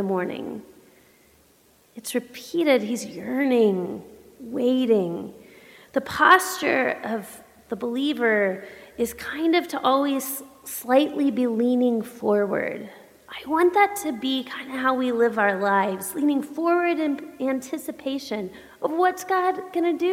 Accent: the South, United States; I grew up Baptist in the South.

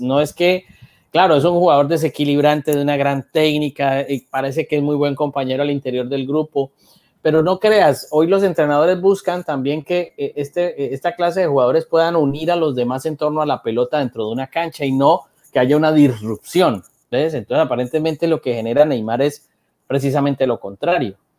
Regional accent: Cali, Valle del Cauca, Colombia; yo que soy de Cali

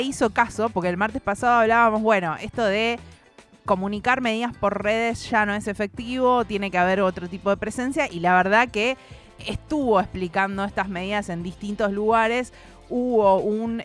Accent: Argentina

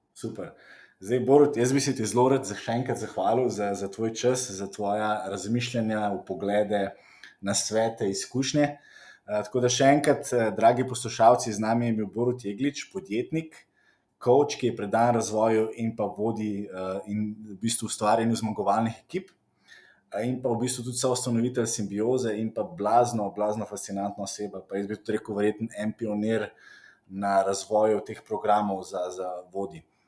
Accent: Slovenia; smo recimo Slovenci

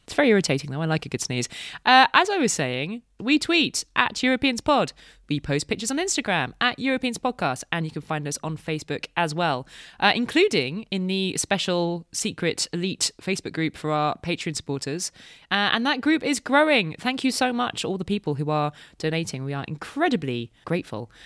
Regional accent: United Kingdom; I'm British

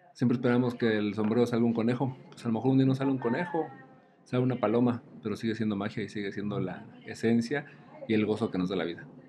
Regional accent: Mexico

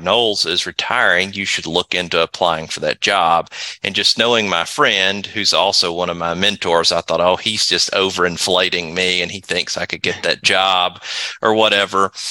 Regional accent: Athens, Tennessee, United States; also born or lived in Chattanooga, Tennessee; Athens, Tennessee, where Tennessee Wesleyan is, is my hometown

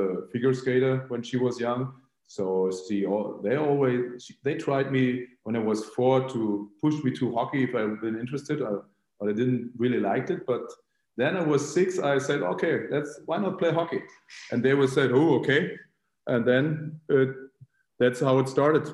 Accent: Berlin, Germany; I grew up in Berlin. I was born in Berlin, but in the west part.

